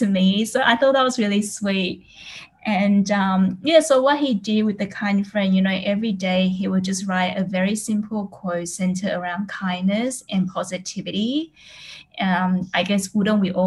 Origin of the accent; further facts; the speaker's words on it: Australia; moved away as an adult; also born or lived in Taiwan; now in Singapore; I was born in Taiwan and I actually grew up in Australia, and now I'm in Singapore